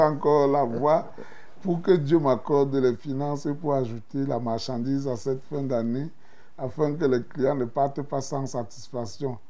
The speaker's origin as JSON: {"language": "French", "country": "Cameroon", "moved": "yes", "lives_now": "Armenia", "said": "je vis en Arménie et je suis un Camerounais"}